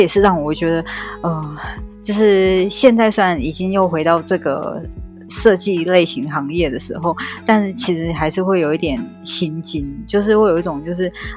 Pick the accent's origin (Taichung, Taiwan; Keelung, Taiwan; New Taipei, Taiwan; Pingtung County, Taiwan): Taichung, Taiwan; moved away as an adult; now in Taipei, Taiwan; 在二零一五之前，我在我的家乡，我的家乡在台中哦，然后是二零一五之后我来台北